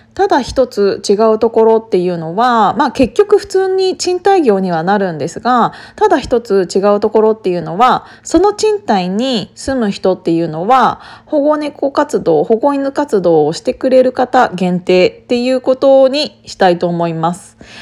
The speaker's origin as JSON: {"language": "Japanese", "town": "Kiryu", "region": "Gunma", "country": "Japan", "tie": "born or raised there", "said": "私、群馬県の桐生市出身だから"}